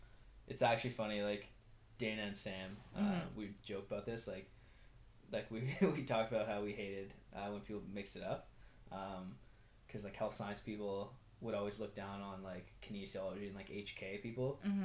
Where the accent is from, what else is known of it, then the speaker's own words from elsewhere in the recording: Ottawa, Ontario, Canada; also born or lived in Iran / Toronto / Alliston; I was born in Iran, and then we immigrated to Canada when I was 6. Lived in Ottawa. First we were in Toronto, then in Ottawa.